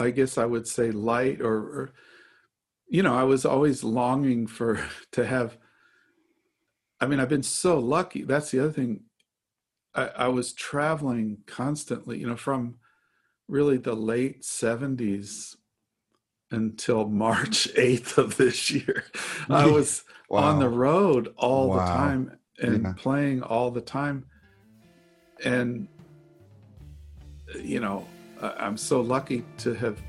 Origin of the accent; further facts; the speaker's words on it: Denver, Colorado, United States; also born or lived in Baltimore; my parents moved to Denver. So Denver's really, my whole childhood was there.